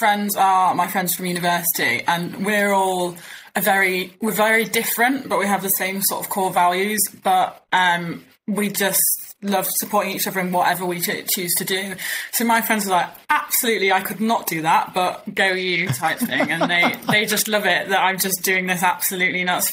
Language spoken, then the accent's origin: English; Yorkshire and the Humber, United Kingdom; born and raised in East Yorkshire. So I grew up on the farm here.